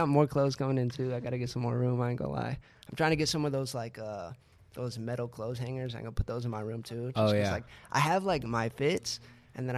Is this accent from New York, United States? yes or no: no; San Antonio, Texas, United States; moved away; I'm from San Antonio, Texas